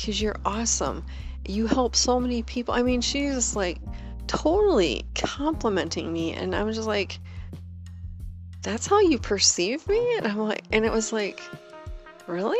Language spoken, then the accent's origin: English; Wisconsin, United States; moved away; my home state, Wisconsin